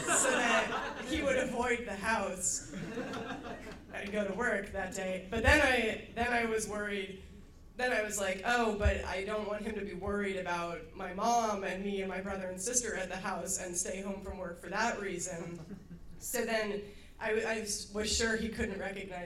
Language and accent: English; Baltimore, Maryland, United States; When I was a kid, I grew up in Baltimore